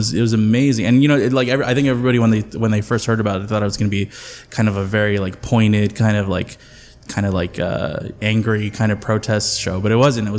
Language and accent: English; Mexico City, Mexico; And I'm second generation Mexican American. I was from Mexico, that's what I'm talking about. No, so you know, like I, you know, like all my family, most of my family's in Mexico City